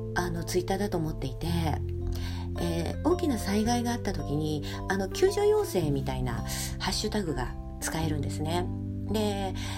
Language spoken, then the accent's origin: Japanese; Setagaya, Tokyo, Japan; 私の実家はあの東京の世田谷っていうとこにありまして